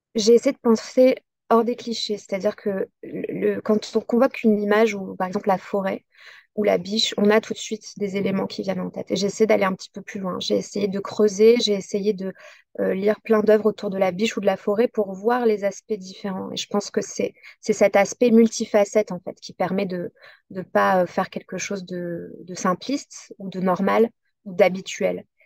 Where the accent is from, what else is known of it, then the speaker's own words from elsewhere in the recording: south-east France, France; là où j'ai grandi, donc près de cette forêt dans le sud-est